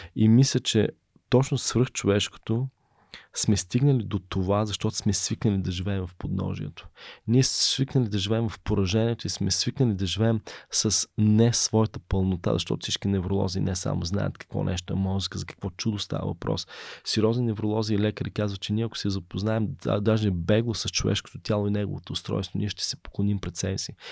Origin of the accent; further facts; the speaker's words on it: Bulgaria; also born or lived in Berlin; Аз съм първият българин завършил в Берлин